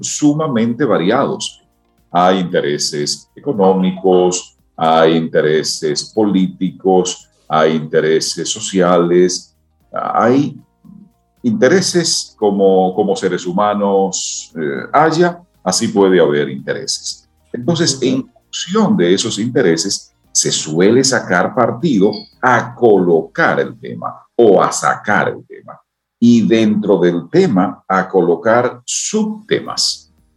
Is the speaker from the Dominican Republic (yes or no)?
yes; Dominican Republic; que somos los dominicanos